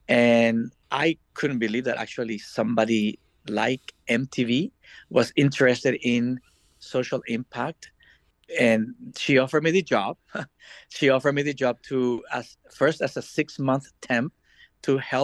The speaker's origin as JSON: {"language": "English", "country": "El Salvador", "tie": "born or raised there", "also_born_or_lived": "Washington, D.C., United States / Miami, United States", "moved": "as an adult", "said": "I was born and raised in El Salvador"}